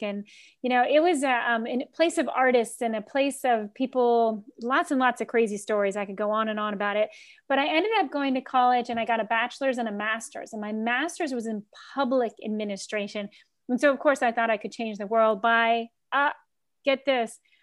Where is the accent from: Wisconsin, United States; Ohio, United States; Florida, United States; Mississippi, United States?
Florida, United States; Key West; moved away; also born or lived in Washington, D.C.; I grew up in Key West where all the homes are built like ships.